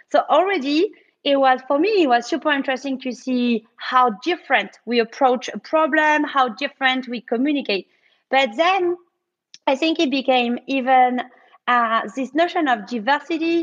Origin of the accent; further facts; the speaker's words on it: France; when you are French